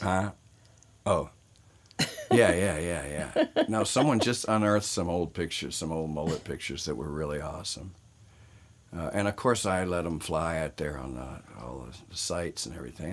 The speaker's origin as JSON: {"language": "English", "region": "Southern Virginia", "country": "United States", "tie": "born or raised there", "moved": "as an adult", "lives_now": "Los Angeles, United States", "said": "I grew up in uh, Southern California. Uh, excuse me, Southern Virginia, and um, and outlaw country was big in my hometown"}